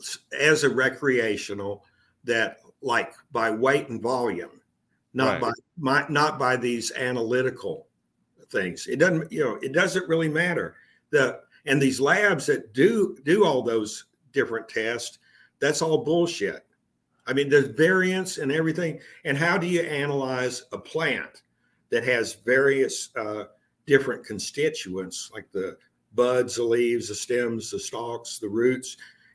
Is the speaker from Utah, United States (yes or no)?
no; Texas, United States; moved away as an adult; now in Portland, United States; I moved there from Texas. Texas. I mean, I was born and raised in. I pretty much stayed. Yeah, I've traveled some places, but not a whole lot. But I moved up to Oregon in 2015.